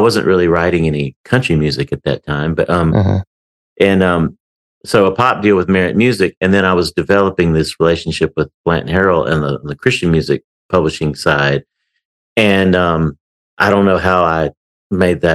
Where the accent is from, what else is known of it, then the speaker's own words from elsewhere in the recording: Baton Rouge, Louisiana, United States; moved away as an adult; now in Nashville, United States; I grew up in Baton Rouge, Louisiana